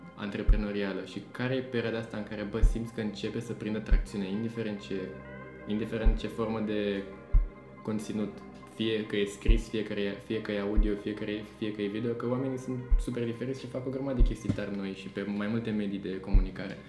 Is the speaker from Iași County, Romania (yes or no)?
no; Buzău, Buzău County, Romania; now in Bucharest, Romania; Eu vin din Buzău